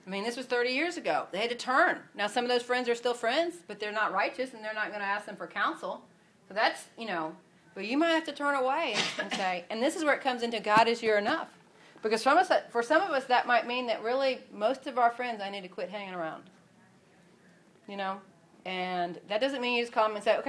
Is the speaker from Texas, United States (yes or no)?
no; Atlanta, Georgia, United States; moved away as an adult; now in Houston, United States; Atlanta. And so, you know. It's home.